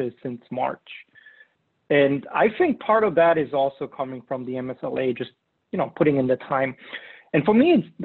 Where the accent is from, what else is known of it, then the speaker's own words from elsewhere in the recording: Germany; moved away; I'm from Germany.